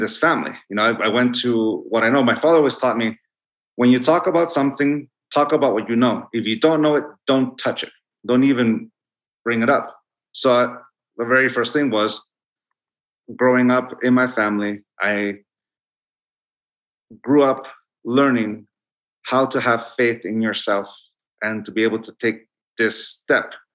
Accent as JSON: {"language": "English", "town": "Tijuana", "region": "Baja California", "country": "Mexico", "tie": "born or raised there", "also_born_or_lived": "Chula Vista, California", "second_language": "English", "moved": "yes", "said": "I grew up with juxtapositions and dualities continuously until I moved from Tijuana, know, I stopped going to school in Tijuana. I went to school in Bonita in Chula Vista"}